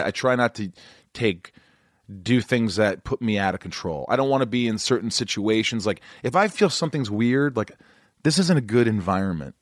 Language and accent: English; New York, United States; I'm a New Yorker